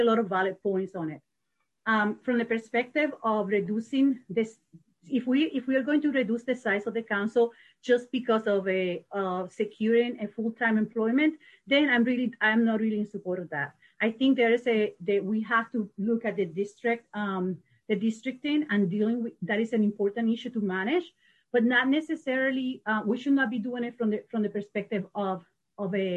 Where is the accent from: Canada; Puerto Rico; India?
Puerto Rico; now in Madison, United States; I am from Puerto Rico. I've been in Madison for 30 years